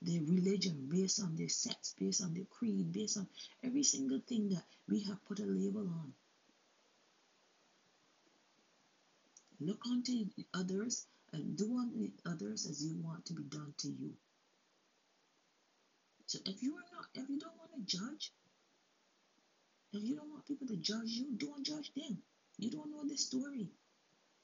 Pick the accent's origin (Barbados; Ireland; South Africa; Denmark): Barbados; now in Canada; I'm from Barbados, but I'm not just going to be defined by born in Barbados. I'm living in Canada for 30 years now.